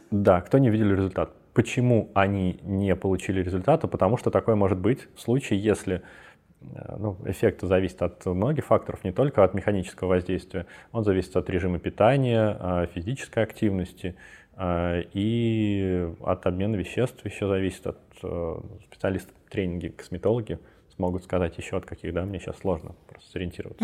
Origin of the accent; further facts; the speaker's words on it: Belarus; Я из Беларуси, у меня много там друзей